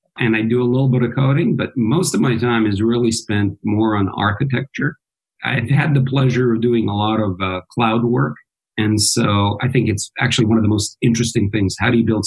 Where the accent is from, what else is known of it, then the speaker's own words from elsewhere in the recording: United States; also born or lived in Belgrade, Serbia / Santa Barbara, California / San Francisco Bay Area; My parents immigrated to the U.S. and I've grown up in the U.S.